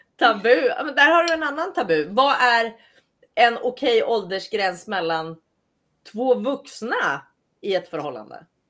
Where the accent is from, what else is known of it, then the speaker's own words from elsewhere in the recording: Sweden; moved away as an adult; now in United States; som svensk